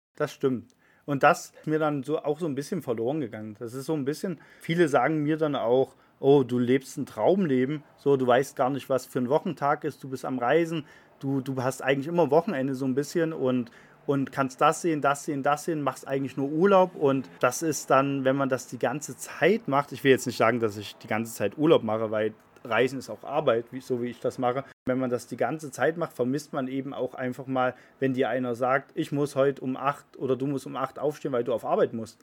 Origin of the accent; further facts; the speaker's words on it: Germany; wir sind Deutsche